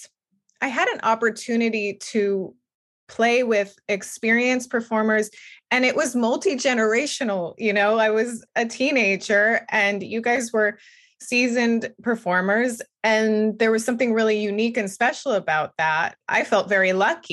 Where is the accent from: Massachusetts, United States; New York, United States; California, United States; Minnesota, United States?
California, United States; Bakersfield; moved away; I was born in Bakersfield too